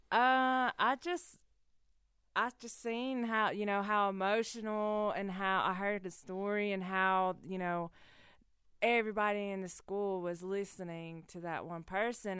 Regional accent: Cherokee, North Carolina, United States; I was the kid that was running around on the loop in Big Cove barefoot

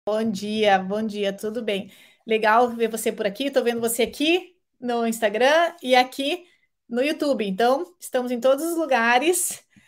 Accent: Curitiba, Paraná, Brazil; Eu sou curitibana

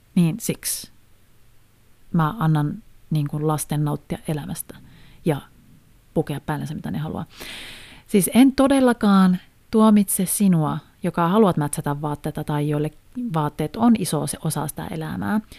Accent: Haapavesi, North Ostrobothnia, Finland; mä oon itse siis Haaperveltä, tai sieltä tarkemmin Kumisavan kylästä

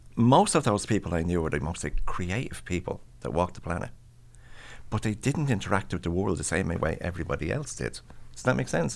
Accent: Ireland; I'm Irish.

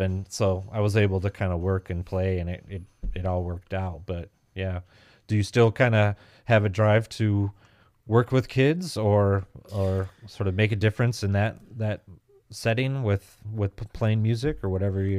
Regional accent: Grand Rapids, Michigan, United States; and I'm kind of from the Grand Rapids, Michigan area, so we're just across the lake sort of from where I think where you grew up.

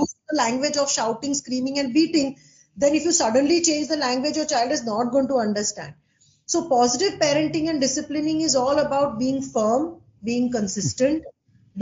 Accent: Ahmedabad, Gujarat, India; I'm from Ahmedabad

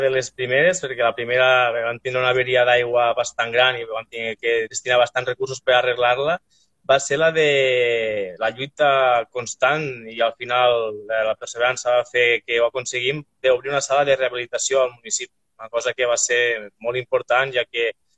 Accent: Arnes, Catalonia, Spain

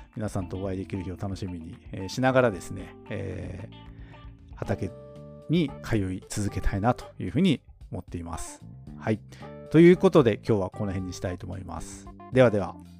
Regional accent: Hokkaido, Japan; 僕たちの地元北海道

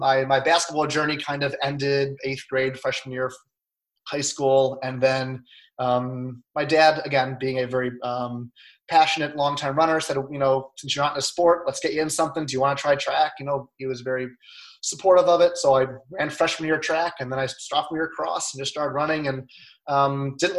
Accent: Lisle, Illinois, United States; I grew up in Lyle, Illinois, so a western suburb of Chicago.

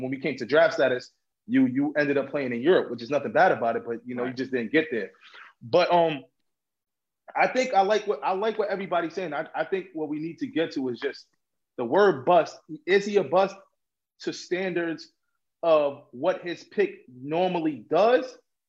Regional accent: New York, United States; because I'm from New York. I grew up in Harlem

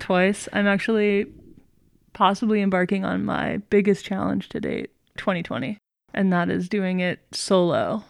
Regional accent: Montclair, New Jersey, United States; I am from Montclair, New Jersey

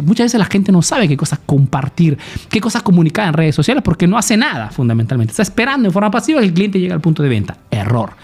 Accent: Peru; now in Italy

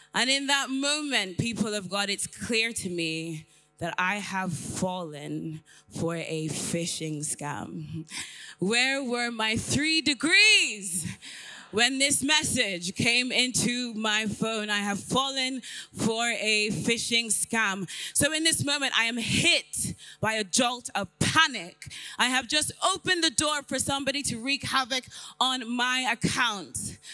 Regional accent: Ireland; accent: a bit of a mixture; also born or lived in London / Nigeria; I was born in London, raised in Ireland

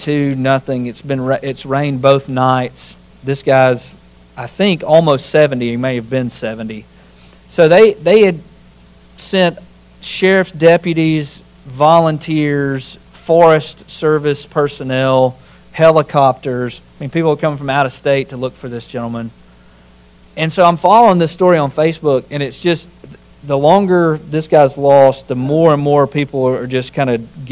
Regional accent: Winston County, Alabama, United States; I grew up in Winston County, Alabama

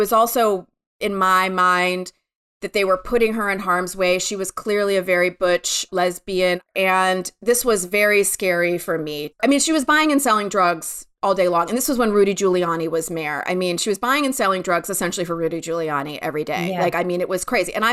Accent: Michigan, United States; moved away; I grew up in Michigan, in a suburb of Michigan in the 70s and 80s

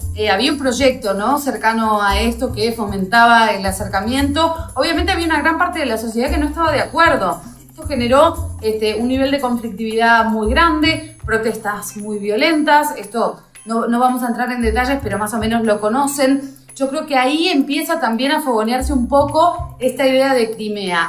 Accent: Argentina; now in Russia; nosotros no, como argentinos, no tenemos una cultura de lo bélico

